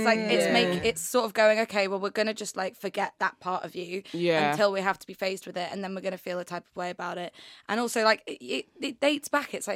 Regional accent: York, Yorkshire and the Humber, United Kingdom; now in London, United Kingdom; I kind of moved to London, because I'm from York, which is tiny

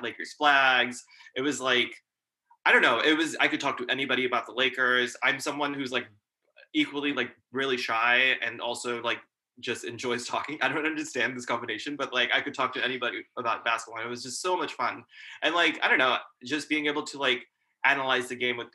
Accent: Pakistan; now in United States; So I was born in Pakistan

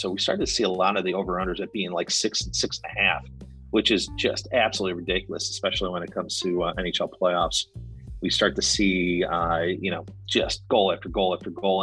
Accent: United States; I'm American.

